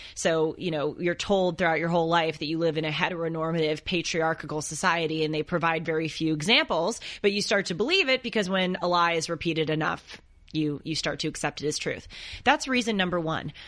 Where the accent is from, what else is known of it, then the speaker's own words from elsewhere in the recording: Los Angeles, California, United States; I grew up here in Los Angeles and my parents lived close to the water.